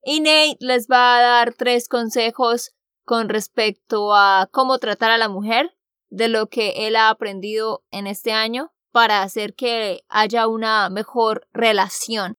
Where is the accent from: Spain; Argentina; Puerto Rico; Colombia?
Colombia; Santander; now in United States; de Santander, Colombia.